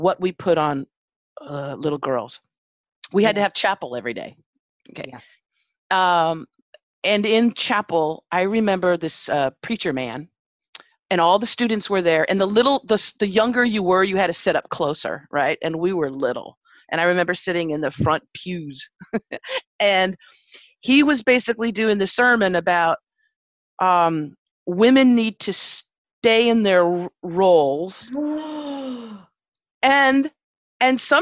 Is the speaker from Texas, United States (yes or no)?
no; Los Angeles, California, United States; I grew up in Pacoima, Arleta